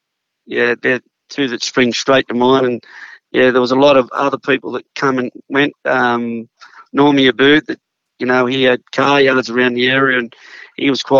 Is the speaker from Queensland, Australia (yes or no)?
yes; Queensland, Australia; also born or lived in Sydney; I was born in Crown Street Women's Hospital in Sydney, but when I was a little toddler, Dad moved to Queensland for a job opportunity, and we spent about 6 or 7 years up there.